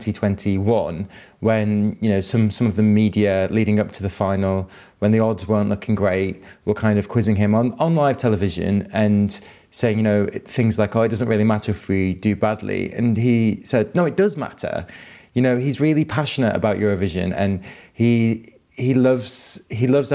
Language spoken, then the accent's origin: English; Manchester, North West England, United Kingdom; also born or lived in Ireland; I grew up in Manchester